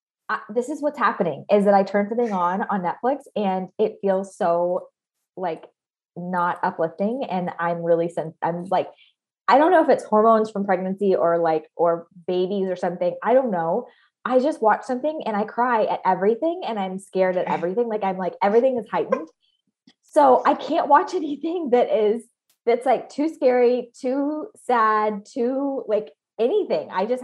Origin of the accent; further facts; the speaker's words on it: Hanoi, Vietnam; moved away as an adult; I grew up abroad. I grew up in Southeast Asia, primarily Vietnam, Hanoi, Vietnam, and went to international schools almost my entire, all the way from, you know, 8 to 18.